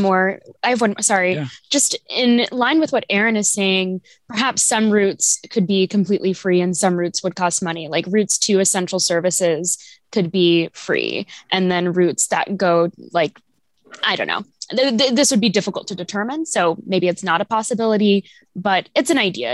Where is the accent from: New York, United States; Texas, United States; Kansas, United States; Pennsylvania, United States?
Kansas, United States; Overland Park; now in Lawrence, United States; I grew up in Overland Park